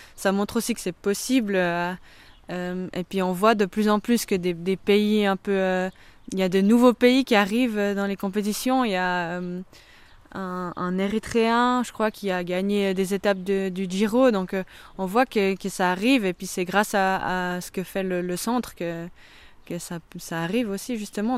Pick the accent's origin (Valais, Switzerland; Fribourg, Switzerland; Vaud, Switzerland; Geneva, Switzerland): Vaud, Switzerland; Echallens; on se trouve chez moi à Échalon, dans ma maison, dans mon jardin.